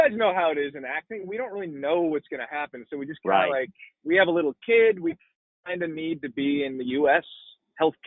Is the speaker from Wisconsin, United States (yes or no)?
yes; Milwaukee, Wisconsin, United States; moved away; also born or lived in Indiana; I grew up in Milwaukee, Wisconsin.